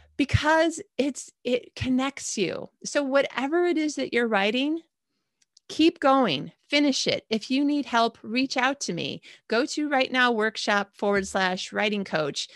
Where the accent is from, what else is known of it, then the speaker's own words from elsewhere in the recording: Michigan, United States; moved away as an adult; also born or lived in Indiana / Chicago; now in Malmö, Sweden; I've lived in Michigan my whole life. I was born in Indiana, then Chicago by the time I was five. We moved to Michigan, and I lived there until, uh, John and I got married